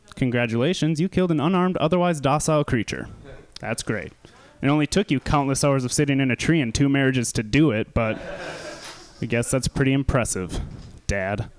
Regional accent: Wisconsin, United States; I'm from Wisconsin

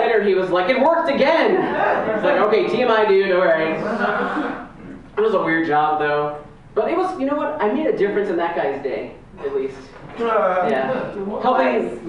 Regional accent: New York, United States; I'm from New York too

